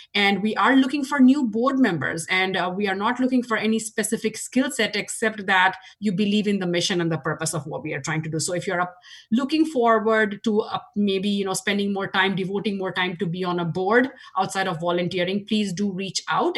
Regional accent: India; moved away as an adult; now in Washington, United States; as you can tell from my accent, I grew up in India. Uh, 20 years of my life was spent in India

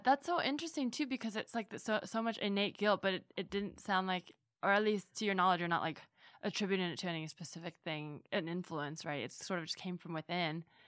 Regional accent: Bay Area, California, United States; growing up in the Bay Area

